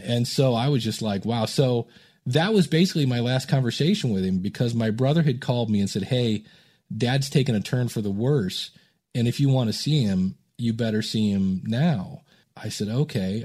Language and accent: English; Akron, Ohio, United States; also born or lived in Cleveland, Ohio; I grew up in Akron, Ohio